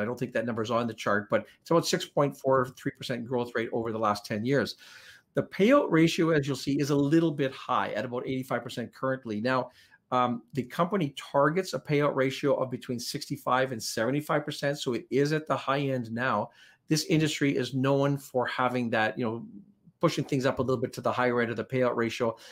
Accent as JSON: {"language": "English", "country": "Canada", "also_born_or_lived": "Powell River", "said": "we're Canadian, and, you know, we're proud Canadians"}